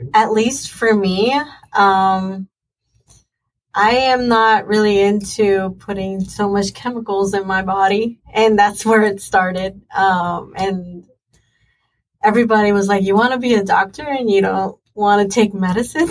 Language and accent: English; Mayagüez, Puerto Rico; I am from Mayagüez, Puerto Rico